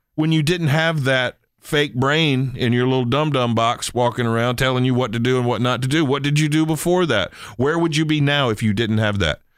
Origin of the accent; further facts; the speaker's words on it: Eastern Shore, Maryland, United States; moved away; when I was growing up on the Eastern Shore